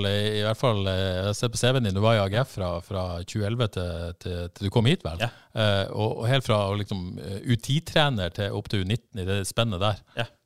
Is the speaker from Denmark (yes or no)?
yes; Denmark; moved away as an adult; also born or lived in Sri Lanka (parents); now in Haugesund, Norway; Ja, født og oppvokst